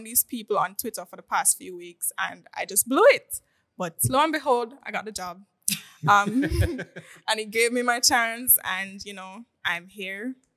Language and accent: English; Montego Bay, Saint James, Jamaica; now in Kingston, Jamaica; I'm not from here. I mean, Kingston. I'm originally from Montego Bay. And, again, I was forced to move here